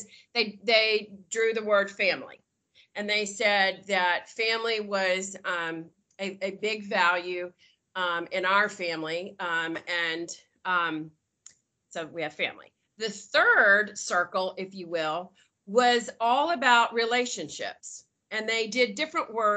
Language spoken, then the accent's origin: English; Knoxville, Tennessee, United States; moved away as an adult; also born or lived in Dallas; now in Nashville, United States; I grew up in Knoxville, but I'm in Nashville. And I lived in Dallas for a long time, but I moved back to Nashville about 13 years ago